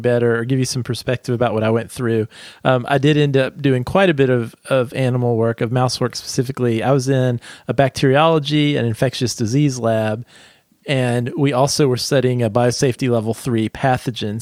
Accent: southeastern United States, United States; I grew up in a very small rural town in the southeastern United States.

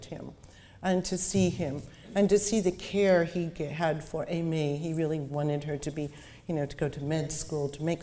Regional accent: San Francisco, California, United States; also born or lived in Chicago; I was born in Chicago. We moved to San Francisco when I was 5

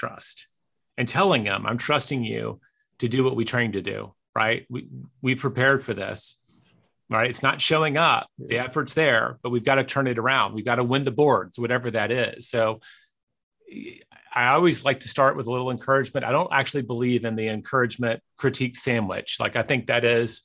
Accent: Memphis, Tennessee, United States; my hometown team, the Grizzlies

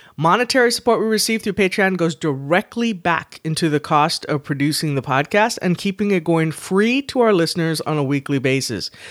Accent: Texas, United States; accent: Southern; we're from Texas

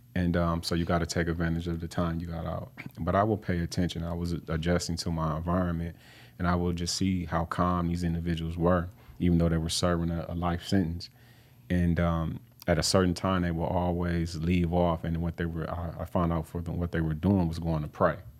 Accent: Flint, Michigan, United States; I grew up on Flint's, um, north side

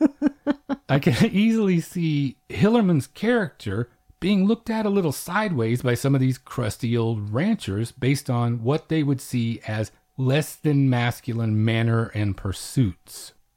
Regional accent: Oklahoma, United States; now in Texas, United States; I'm from Oklahoma, and we're kind of cousins with Texas in that way, so I grew up with a similar emphasis placed upon it

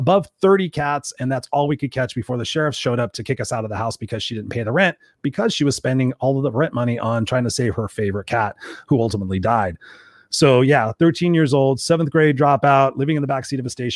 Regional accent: Inglewood, California, United States; I grew up in a place called Inglewood in South Los Angeles

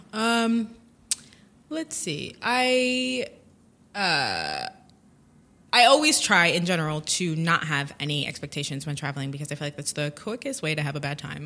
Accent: United States; moved away as an adult; as an American

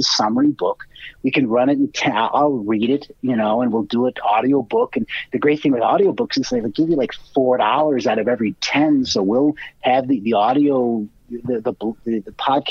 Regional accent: Cleveland, Ohio, United States; now in Chicago, United States; I grew up in Cleveland

